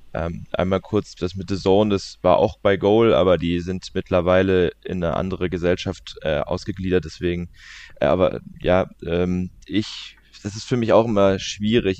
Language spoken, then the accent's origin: German; Leimen, Baden-Württemberg, Germany; born or raised there; also born or lived in Walldorf